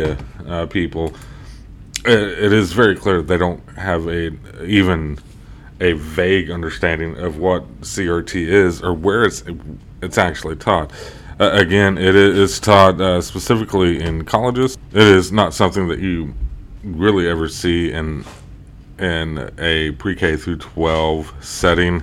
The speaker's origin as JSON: {"language": "English", "town": "Tulsa", "region": "Oklahoma", "country": "United States", "said": "I'm from Tulsa"}